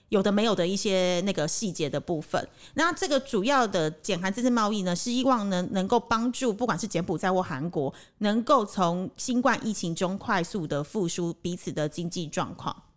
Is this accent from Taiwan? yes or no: yes; Taiwan; now in Cambodia; 毕竟我是台湾人